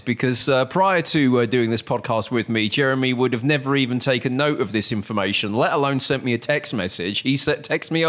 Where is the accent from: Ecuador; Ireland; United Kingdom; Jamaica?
United Kingdom; moved away; as a Brit